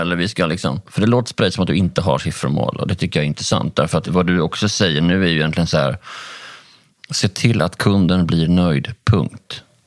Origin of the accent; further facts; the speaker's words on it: Sweden; vi svenskar